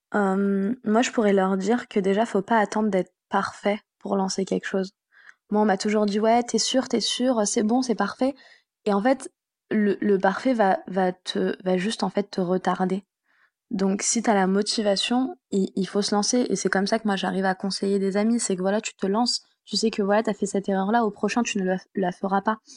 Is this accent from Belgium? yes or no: no; France; also born or lived in Tunisia (ancestry); Je suis d'origine tunisienne. Euh, j'ai grandi euh, donc en France.